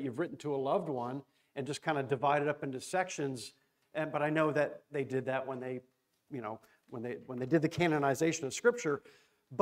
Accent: Florida, United States; I'm from Florida

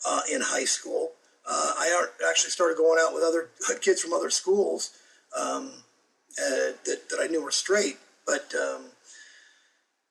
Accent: Arizona, United States; I grew up over in Arizona

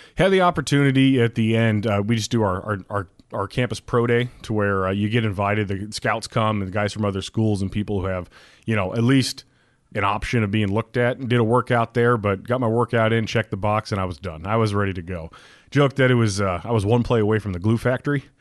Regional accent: Alaska, United States; born and raised Alaskan kid.

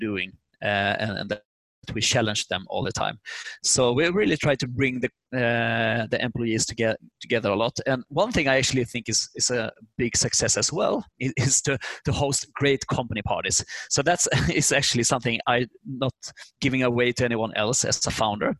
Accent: Sweden; English is a second language; moved away as an adult; now in United States; we are from Sweden. We just learned English in schools. So when we moved over, starting to talk English

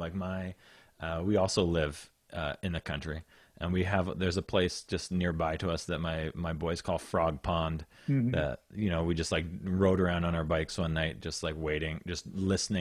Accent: Saskatoon, Saskatchewan, Canada; also born or lived in Lloydminster; I grew up in Saskatoon

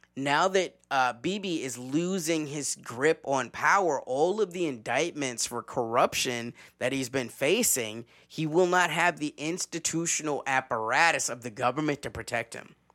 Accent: the South, United States; as a Southerner

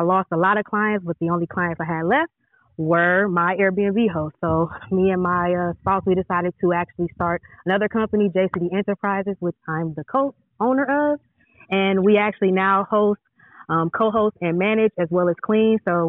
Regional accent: Milwaukee, Wisconsin, United States; moved away as an adult; now in California, United States; I actually own Seeds Cleaning Service. I'm from Milwaukee, Wisconsin.

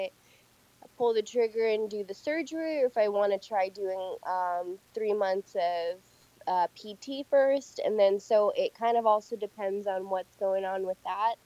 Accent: San Francisco, California, United States; also born or lived in Michigan; I'm from San Francisco

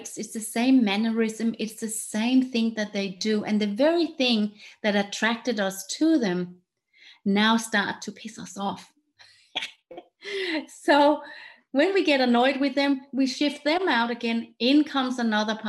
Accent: Denmark; English is a second language; moved away; where I'm from Denmark, that's why I have this funny accent

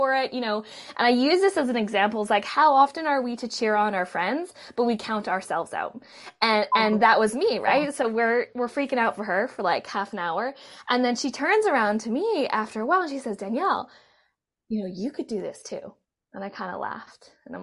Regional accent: Vancouver, British Columbia, Canada; I was born in Vancouver, Canada

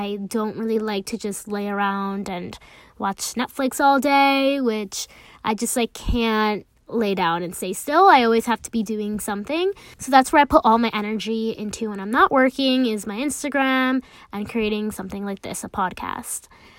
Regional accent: United States; I am a first generation American, so I grew up balancing two different cultures, like being American and also being Hispanic and Latina.

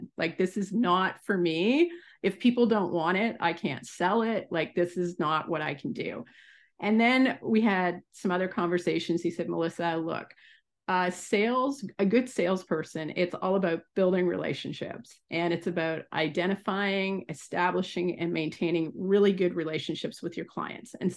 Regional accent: Salisbury, New Brunswick, Canada; moved away as an adult; also born or lived in Guelph, Ontario / Nova Scotia; now in Ontario, Canada; I grew up on the East Coast, so in Nova Scotia and New Brunswick.

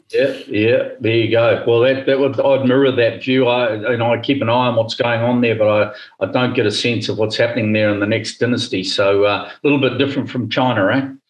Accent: New Zealand; moved away as an adult; we love New Zealand. It's it's my home country

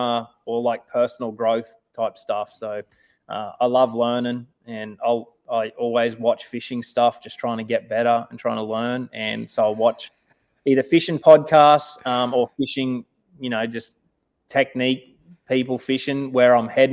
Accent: Australia; moved away as an adult; now in United States; I'm more American now than Australian

